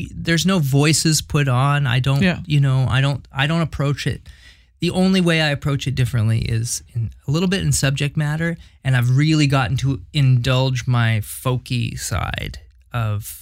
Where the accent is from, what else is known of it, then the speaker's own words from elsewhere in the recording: Hamilton, Ontario, Canada; also born or lived in West Coast / Montreal; now in Ottawa, Canada; I grew up in Hamilton